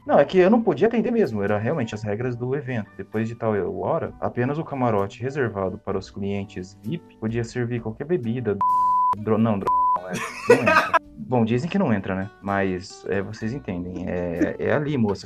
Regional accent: Maringá, Paraná, Brazil; Eu cresci, nasci em Maringá

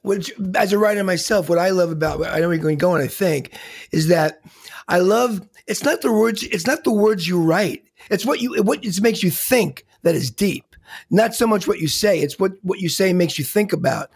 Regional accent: New York, United States; being a New Yorker

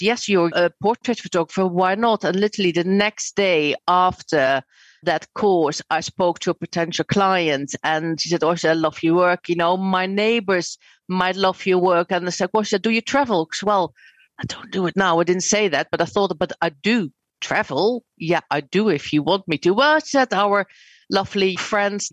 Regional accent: Netherlands; moved away as an adult; now in United Kingdom; I'm actually Dutch.

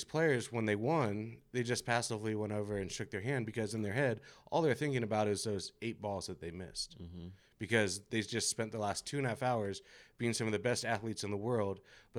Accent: California, United States; You know, I was just growing up in California in the 90s.

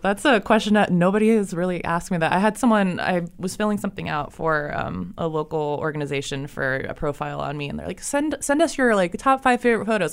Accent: Ohio, United States; moved away as an adult; now in Charlotte, United States; I'm not from here originally. Um, I'm from Ohio.

